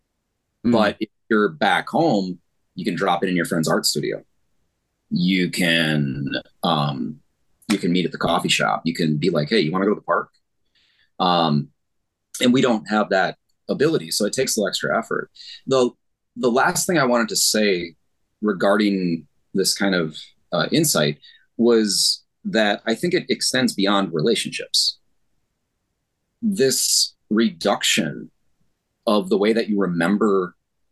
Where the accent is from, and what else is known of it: Northeastern Wisconsin, United States; born or raised there; moved away as an adult; now in Korea